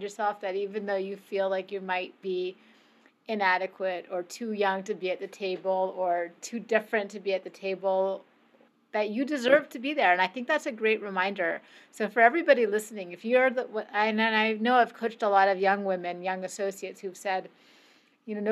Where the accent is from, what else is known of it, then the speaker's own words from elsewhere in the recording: Canada; I grew up in Canada